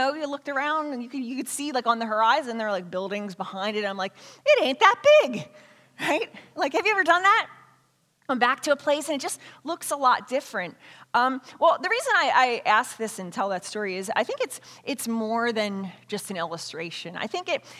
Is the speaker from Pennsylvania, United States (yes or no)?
yes; Philadelphia, Pennsylvania, United States; I grew up in Philadelphia